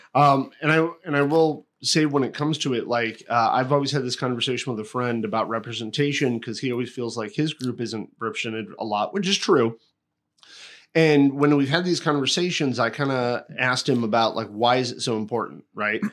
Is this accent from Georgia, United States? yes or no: no; Connecticut, United States; a town I grew up in in Connecticut